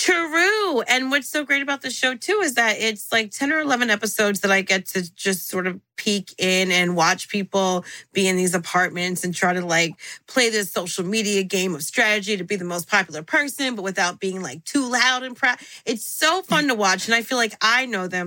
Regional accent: Central New Jersey, United States; first language English; moved away as an adult; also born or lived in Miami / New York City; I call myself the Khaleesi of Jersey because I was born in the North, raised in Central, lived in the South

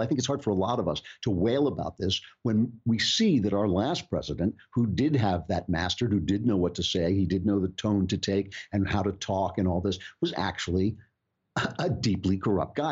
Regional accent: United States; As an American

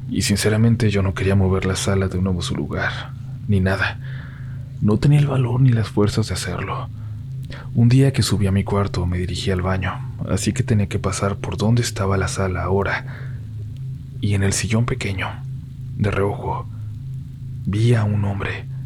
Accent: San Luis Potosí, Mexico; soy de San Luis Potosí.

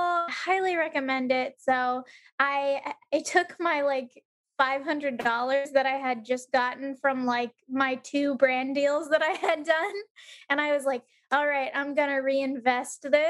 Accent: San Diego, California, United States; moved away as an adult; now in Omaha, United States; my hometown, San Diego

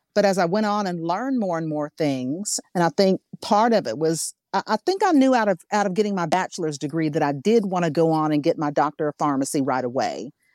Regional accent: Arkansas, United States; I'm from Arkansas

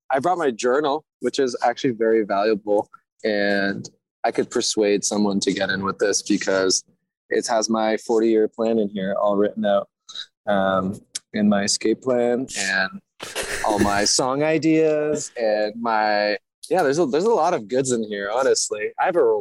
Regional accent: Toronto, Ontario, Canada

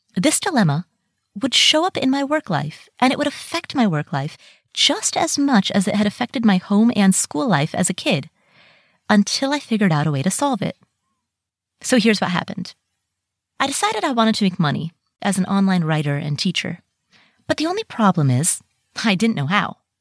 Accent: Ohio, United States; also born or lived in Kathmandu, Nepal; I moved to the U S, and I grew up in Ohio

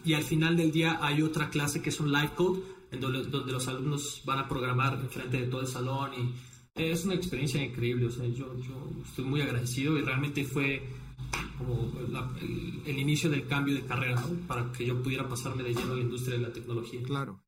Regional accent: Mexico; moved away as an adult; also born or lived in Brazil / Playa del Carmen, Mexico / Shenzhen, China; yo estudié relaciones internacionales en Brasil. Eh, cuando me regresé a México

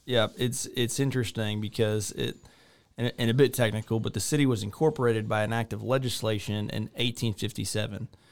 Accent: a small town outside of Victoria, Texas, United States; moved away as an adult; now in Waco, United States; I grew up in a small town outside of Victoria, Texas.

